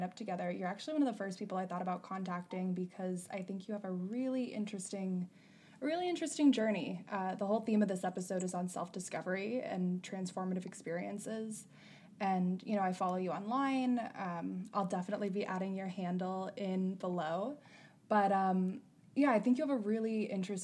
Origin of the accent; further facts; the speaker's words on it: Dallas, Pennsylvania, United States; I'm from Dallas, Pennsylvania